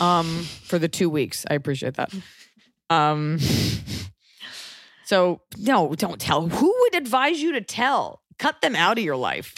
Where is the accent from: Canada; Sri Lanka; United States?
United States; just being American